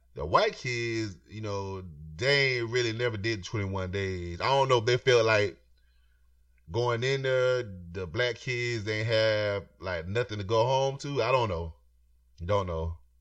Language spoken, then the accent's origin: English; Florida, United States; I'm from Florida. I'm from, I'm from the South